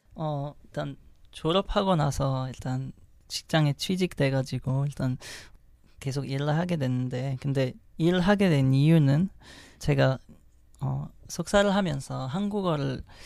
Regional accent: Morocco; Korean is a second language; moved away as an adult; also born or lived in France; now in South Korea; 전 모로코에서 왔고

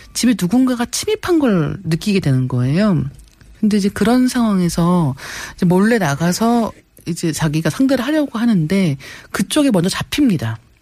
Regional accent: South Korea; 저도 한국인이기 때문에

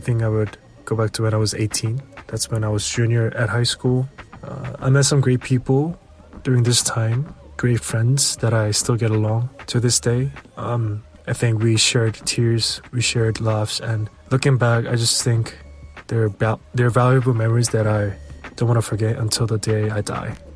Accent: Seoul, South Korea; I'm from Seoul, South Korea.

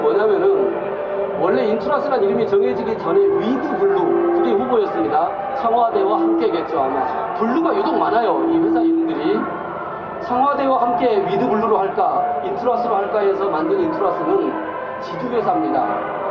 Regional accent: Wonju, Gangwon, South Korea; 안녕하세요. 저는 강원도 원주에서 왔고요.

